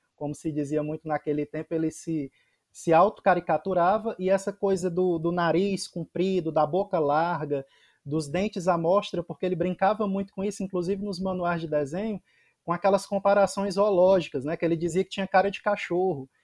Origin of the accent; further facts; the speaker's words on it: Fortaleza, Ceará, Brazil; also born or lived in Serra de Baturité, Ceará; Eu sou cearense de Fortaleza, mas moro na Serra de Baturité, a 100 quilômetros da capital